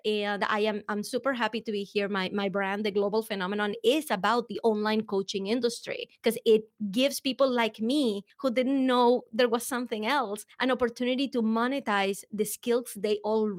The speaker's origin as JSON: {"language": "English", "country": "Venezuela", "accent": "Venezuelan", "second_language": "English", "said": "I am actually from Venezuela. So before you spend the rest of the hour trying to figure out where the accent is coming from, it is Venezuelan."}